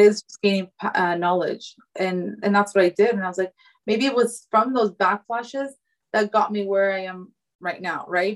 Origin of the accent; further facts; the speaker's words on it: California, United States; I was conceived in Afghanistan but born in America.